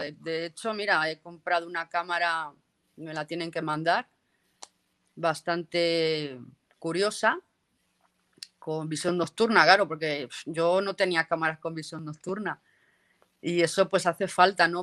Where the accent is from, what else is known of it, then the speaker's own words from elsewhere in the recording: 80 km from Burgos, Castile and León, Spain; now in Catalonia, Spain; yo soy de allí, yo soy de Castilla León, yo soy de, la meseta central de España. Burgos, más un ah, pues a, 80 kilómetros de Burgos